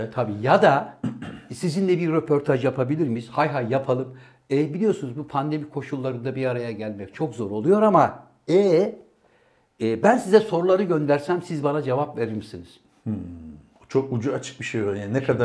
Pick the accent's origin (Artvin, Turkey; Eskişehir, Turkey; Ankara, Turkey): Artvin, Turkey; Benim memleketimde kutlayacaksın doğum günü.